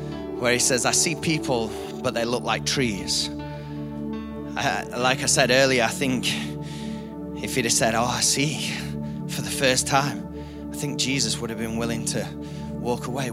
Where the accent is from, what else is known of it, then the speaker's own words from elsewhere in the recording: United Kingdom; we're British